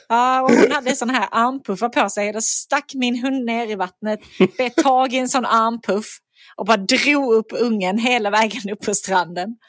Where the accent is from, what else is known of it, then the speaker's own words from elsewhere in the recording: Skåne, Sweden; accent: Skånska; för mig som skåning